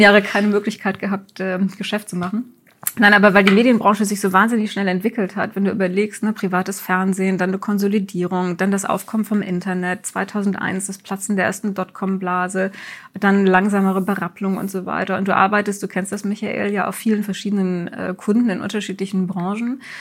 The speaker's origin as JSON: {"language": "German", "town": "Wuppertal", "region": "North Rhine-Westphalia", "country": "Germany", "tie": "born or raised there", "said": "ich bin in Wuppertal geboren und das kam mir immer sehr klein vor"}